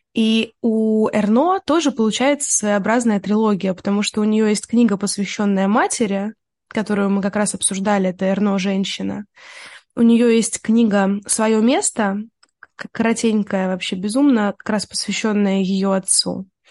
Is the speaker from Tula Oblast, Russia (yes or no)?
yes; Tula Oblast, Russia; я росла в Тульской области